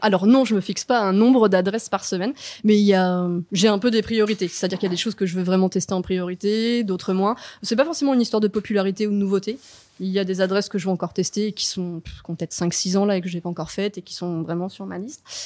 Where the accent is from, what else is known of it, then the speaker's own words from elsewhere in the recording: the Nantes area, Pays de la Loire, France; also born or lived in Paris; now in Nantes, France; je suis de la région à la base.